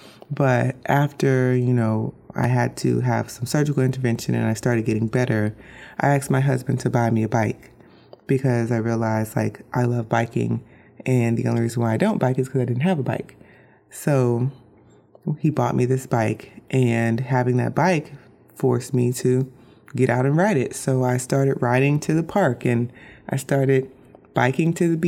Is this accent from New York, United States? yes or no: no; Orlando, Florida, United States; now in Bradenton, United States; I grew up in Orlando, Florida